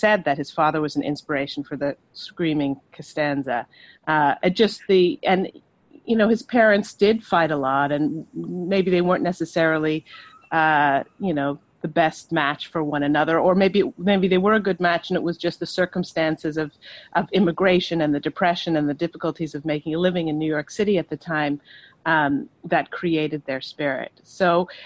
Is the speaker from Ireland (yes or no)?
yes; Ireland; growing up in Ireland and being exposed to Anglo-Irish literature